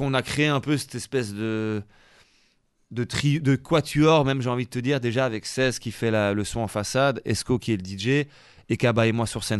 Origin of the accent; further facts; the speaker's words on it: Charleroi, Wallonia, Belgium; j'ai grandi quasi en Italie, à Charleroi.